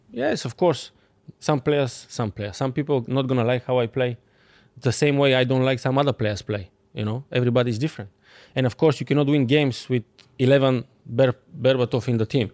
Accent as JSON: {"language": "English", "country": "Bulgaria", "second_language": "English", "moved": "as an adult", "said": "I'm coming from Bulgaria"}